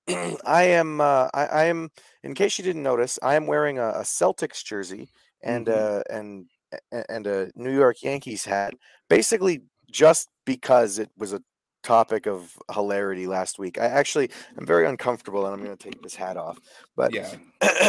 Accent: Canada; I'm Canadian

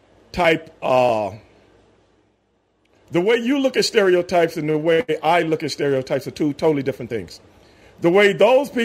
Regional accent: Texas, United States; I am from Texas

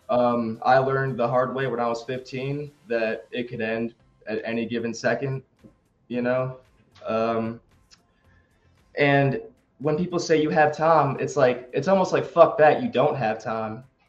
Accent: Greensboro, North Carolina, United States; Greensboro, where I'm from, my hometown

